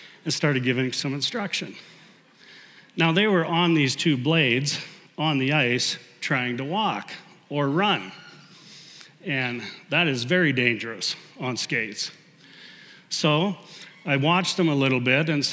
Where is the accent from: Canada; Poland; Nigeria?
Canada; as a Canadian, I played a lot of hockey